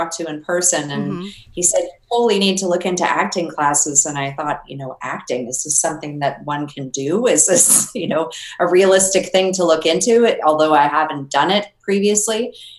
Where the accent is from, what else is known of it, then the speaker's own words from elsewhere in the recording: Canada; because I came from Canada